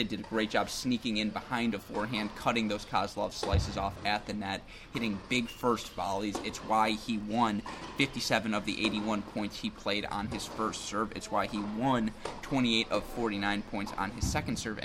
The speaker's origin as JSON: {"language": "English", "region": "Midwest", "country": "United States", "said": "We're from the Midwest."}